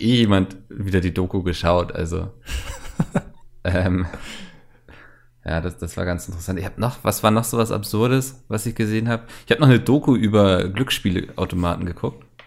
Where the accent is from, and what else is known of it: Northern Germany, Germany